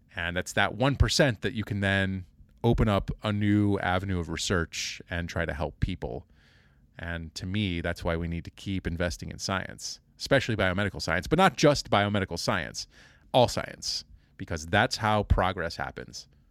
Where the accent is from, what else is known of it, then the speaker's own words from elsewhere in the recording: Kansas City, United States; moved away; also born or lived in Indiana; I grew up in Kansas City